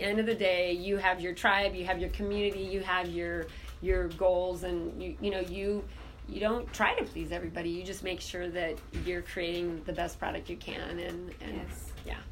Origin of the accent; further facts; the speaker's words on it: Southeast Alaska, United States; I grew up in Southeast Alaska